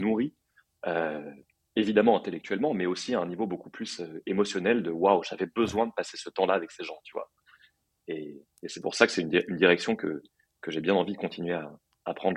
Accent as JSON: {"language": "French", "town": "Paris", "region": "Île-de-France", "country": "France", "tie": "born or raised there", "also_born_or_lived": "New York", "moved": "as an adult", "said": "j'ai grandi à Paris"}